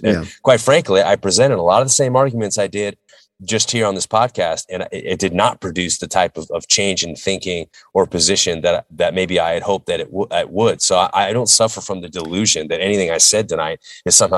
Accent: United States; as an American

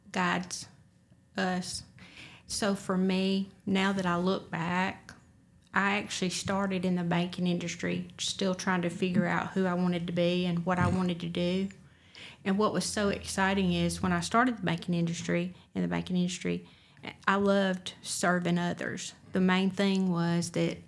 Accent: Roanoke, Alabama, United States; my hometown of Roanoke, Alabama

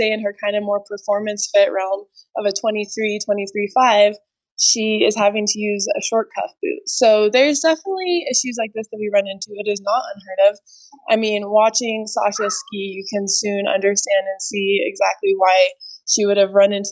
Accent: Santa Fe, New Mexico, United States; also born or lived in Albuquerque, New Mexico; I grew up in Santa Fe and pretty much learned to ski at Santa Fe Ski Basin.

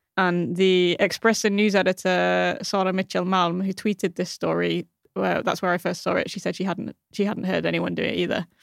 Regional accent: United Kingdom; now in Malmö, Sweden; As a Brit

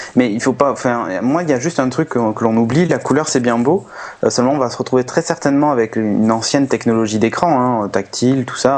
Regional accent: Bordeaux, Nouvelle-Aquitaine, France; Moi je suis de Bordeaux

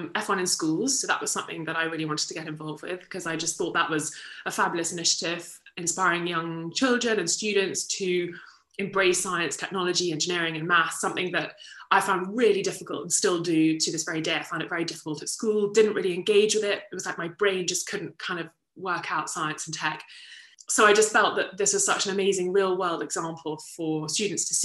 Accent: Kent, South East England, United Kingdom; I'm from Kent originally

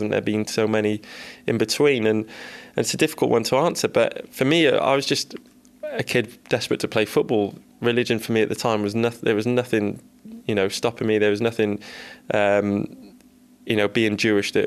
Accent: Cardiff, Wales, United Kingdom; moved away as an adult; Growing up in Cardiff, I'm a Cardiff boy

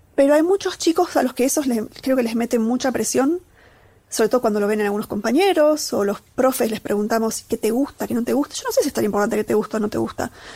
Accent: Catamarca, Argentina; moved away; soy de Catamarca, de un pueblito, que, digamos, ahí subyacente, parte de mí, hay unos primeros años de vida en donde aprendí a andar a caballo

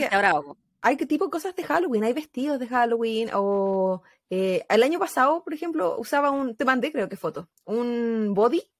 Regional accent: Mexico; pues si todos somos mexicanos.

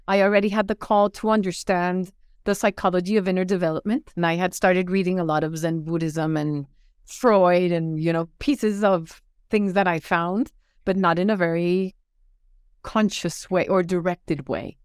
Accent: Bogotá, Colombia; also born or lived in Fairfax, Virginia, United States; I was born in Fairfax, Virginia, but then we moved to Bogotá, Colombia, where my parents were from

